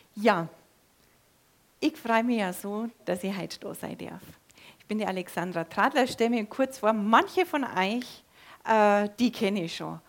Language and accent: German; Germany; bei uns da auf dem Dorf, nahe an der österreichischen Grenze, da wächst man katholisch auf